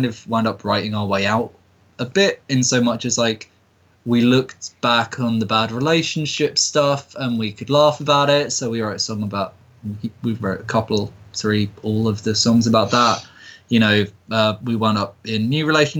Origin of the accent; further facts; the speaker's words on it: United Kingdom; we're British